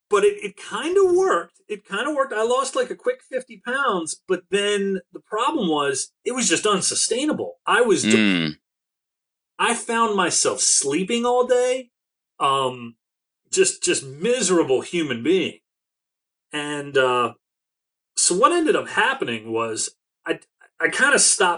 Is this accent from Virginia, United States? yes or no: no; Maryland, United States; also born or lived in Delaware; I'm from Maryland